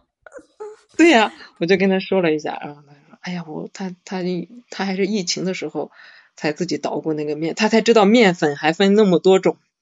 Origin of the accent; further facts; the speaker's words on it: Shandong, China; 因为我是山东的嘛，我们那边是，这种陋习，就是传统的陋习很多的